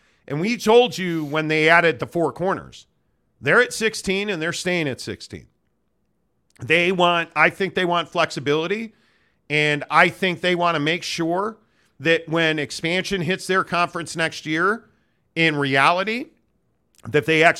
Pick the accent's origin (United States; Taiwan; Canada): United States; Snyder, Texas; I'm from Snyder near Sweetwater.